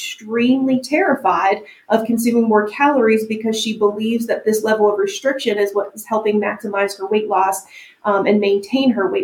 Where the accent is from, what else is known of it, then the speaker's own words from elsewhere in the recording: United States; we as American dieters